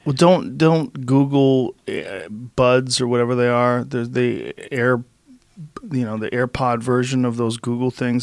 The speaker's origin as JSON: {"language": "English", "town": "Boston", "region": "Massachusetts", "country": "United States", "tie": "born or raised there", "said": "I grew up in Boston"}